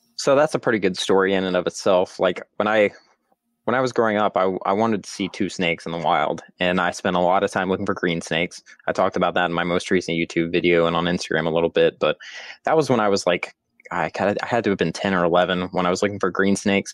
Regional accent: Georgia, United States; also born or lived in West Texas; I am originally from Georgia

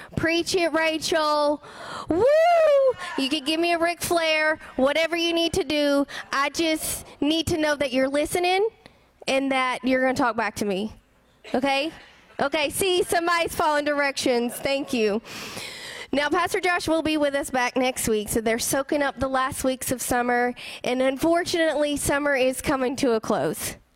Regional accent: the South, United States; I grew up here in the South

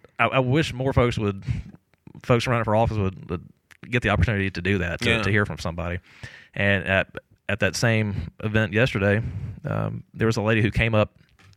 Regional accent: Jackson, Mississippi, United States; I'm born and raised in South Jackson. I was born at Davis Hospital, so for the first 12 years of my life, I lived off of McDowell Road.

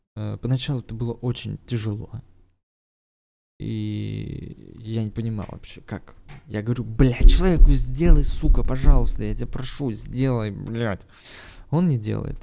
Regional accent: Saint Petersburg, Russia; я сам из Питера родом

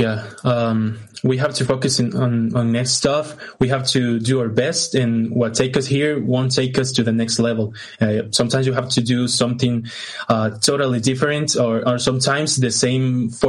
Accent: Guatemala; I'm Latin. I was born in Guatemala. I'm 22 years old

